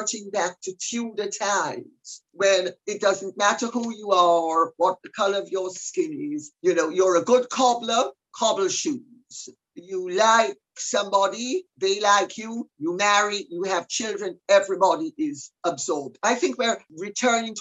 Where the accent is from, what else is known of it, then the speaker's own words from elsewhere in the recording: Jamaica; I'm Jamaican. So I come from a world where you have every single color of the rainbow